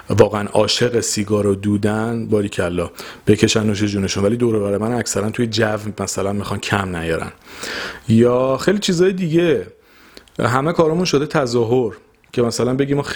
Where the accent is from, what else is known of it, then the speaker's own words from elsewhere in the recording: Iran; ما تو ایرانیم